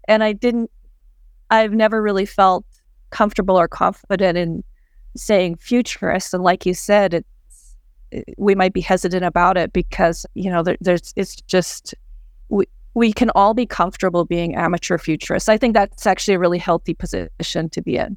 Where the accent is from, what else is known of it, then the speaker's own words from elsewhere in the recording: Edmonton, Alberta, Canada; I was born in Edmonton